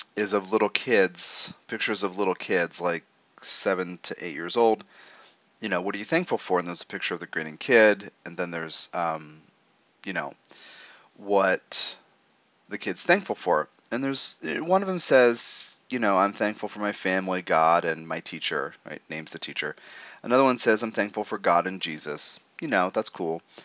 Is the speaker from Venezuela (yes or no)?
no; United States; as an American